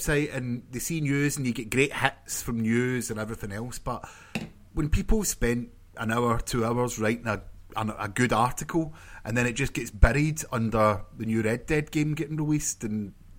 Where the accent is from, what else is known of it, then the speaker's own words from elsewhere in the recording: Scotland, United Kingdom; I know I'm Scottish.